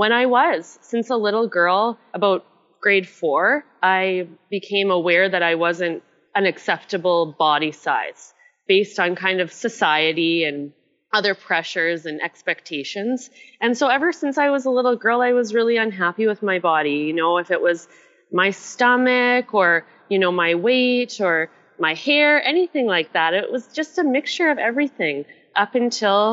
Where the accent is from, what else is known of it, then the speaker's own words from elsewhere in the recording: Canada; accent: Canadian; moved away as an adult; also born or lived in Asia / Melbourne, Australia; I'm originally Canadian